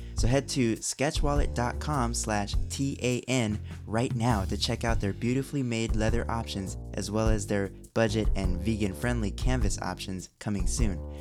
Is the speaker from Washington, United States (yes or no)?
no; Orange County, California, United States; now in Burbank, United States; I grew up in Orange County